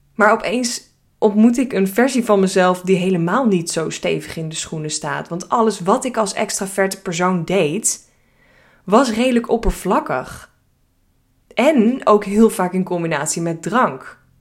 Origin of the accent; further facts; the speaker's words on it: Hilversum, North Holland, Netherlands; Ik eh, ben geboren en getogen in Hilversum.